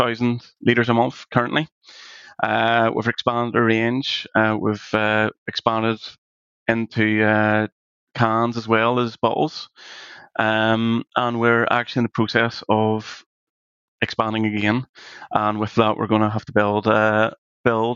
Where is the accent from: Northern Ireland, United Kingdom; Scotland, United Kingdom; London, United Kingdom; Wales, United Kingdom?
Northern Ireland, United Kingdom; we're Irish, Northern Irish